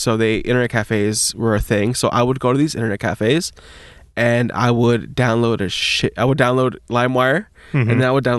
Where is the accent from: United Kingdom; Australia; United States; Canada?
United States; Long Beach, California; Born and raised Long Beach. Well, I wasn't born in Long Beach, but I was raised